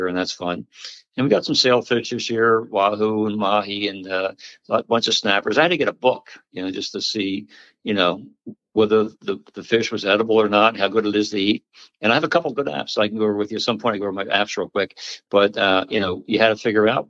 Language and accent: English; Pennsauken, New Jersey, United States; I grew up in Jersey. I grew up in Pensauken, which was a great town